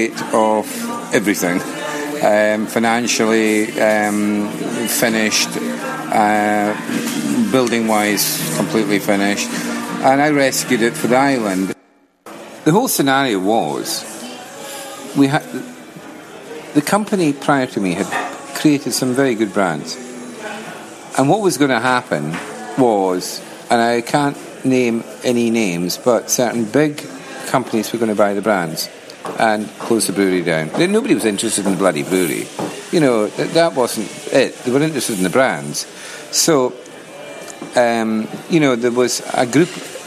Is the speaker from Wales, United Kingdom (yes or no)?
no; Orkney, Scotland, United Kingdom; I'm originally from Orkney, right where the brewery is